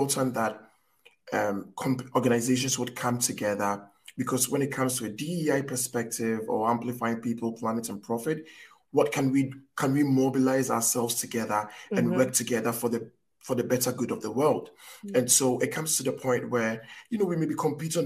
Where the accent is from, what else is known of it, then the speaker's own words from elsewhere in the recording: Ghana; I'm from Africa. I'm from Ghana